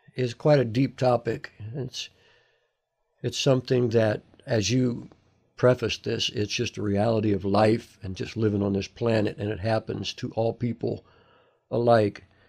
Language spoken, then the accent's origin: English; United States; moved away as an adult; I'm from America